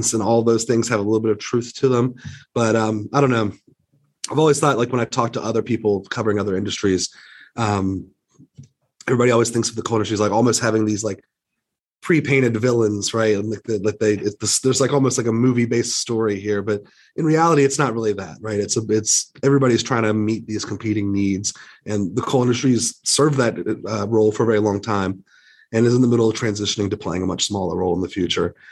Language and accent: English; West Virginia, United States; I grew up in West Virginia